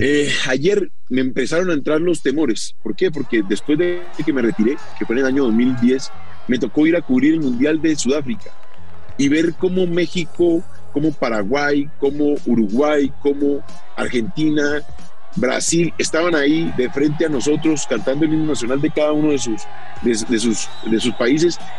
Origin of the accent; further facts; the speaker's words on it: Colombia; nosotros como colombianos